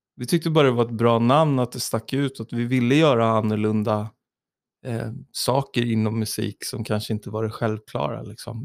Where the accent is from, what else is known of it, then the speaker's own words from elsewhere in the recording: Tyresö, Stockholm County, Sweden; i Tyresö, där jag växte upp i Trollbäcken